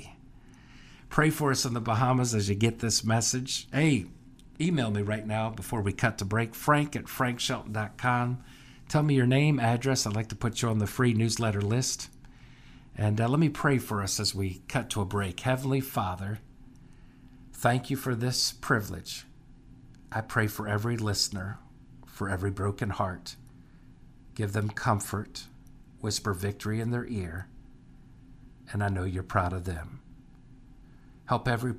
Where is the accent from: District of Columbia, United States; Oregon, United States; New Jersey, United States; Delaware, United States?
District of Columbia, United States; Washington; I was born on Capitol Hill